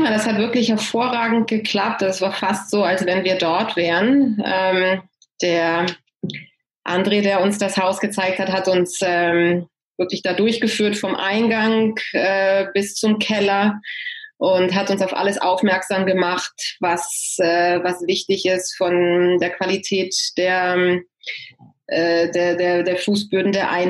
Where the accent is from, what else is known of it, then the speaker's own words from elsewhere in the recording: Hanover, Lower Saxony, Germany; moved away as an adult; also born or lived in Italy; now in San Francisco Bay Area, United States; Ich äh, bin gebürtige Deutsche, komme aus Hannover, äh, bin aber nach dem Abitur ausgewandert, erst Italien und jetzt seit, äh, oh Gott, 15, mehr als 15 Jahren in der San Francisco Bay Area